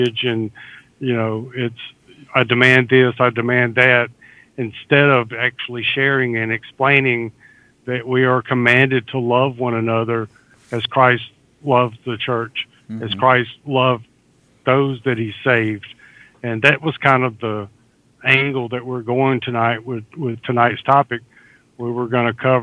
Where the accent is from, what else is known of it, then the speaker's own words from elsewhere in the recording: the South, United States; I'm a Southerner